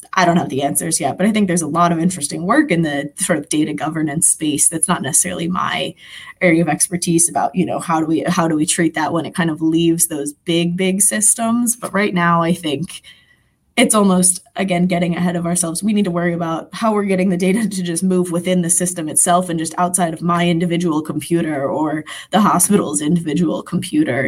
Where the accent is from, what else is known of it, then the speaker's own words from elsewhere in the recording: Philadelphia, Pennsylvania, United States; I'm from Philadelphia